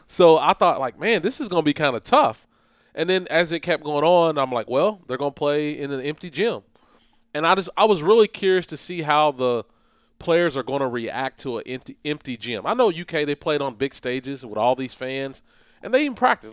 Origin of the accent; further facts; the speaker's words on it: Flemingsburg, Kentucky, United States; I'm from Fleming's, I'm from Fleming's birth, Fleming County. If people don't know where it's at, it's eastern part of Kentucky, in between Moorhead and Mount Sterling. Played basketball there